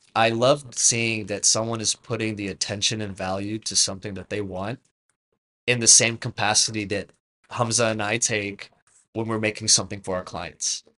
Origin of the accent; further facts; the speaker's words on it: Canada; I'm Canadian by birth